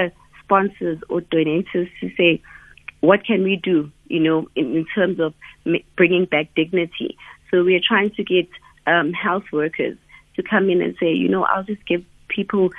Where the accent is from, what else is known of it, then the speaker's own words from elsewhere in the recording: Umlazi, KwaZulu-Natal, South Africa; I grew up in Wamashu